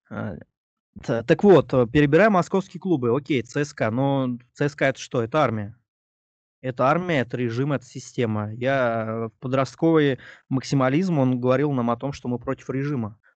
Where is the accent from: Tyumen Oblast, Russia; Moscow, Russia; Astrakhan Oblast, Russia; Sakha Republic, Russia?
Moscow, Russia; born there; я этким высокомерием позиционировал себя всю жизнь как москвич, потому что я родился в Москве, просто здесь живу.